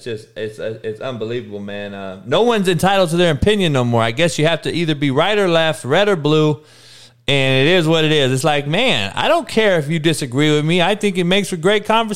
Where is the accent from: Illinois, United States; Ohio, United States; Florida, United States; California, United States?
California, United States; Compton; in Compton in the 80s, it was all black. I'm the only white guy